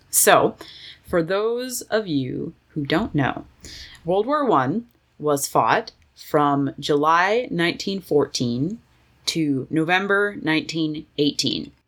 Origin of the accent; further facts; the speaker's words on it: Canada; I'm Canadian. We're Canadian.